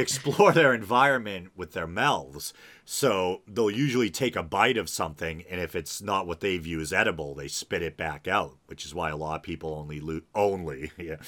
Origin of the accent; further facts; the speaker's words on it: New England, United States; I'm from New England where there's a lot of, like, you know, coastal regions